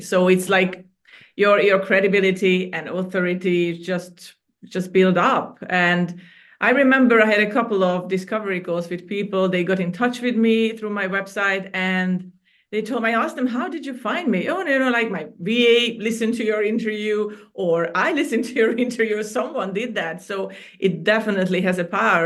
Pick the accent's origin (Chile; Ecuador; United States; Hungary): Hungary; moved away as an adult; now in Cyprus; I was born and raised in Hungary, and I moved to Cyprus about 13 years ago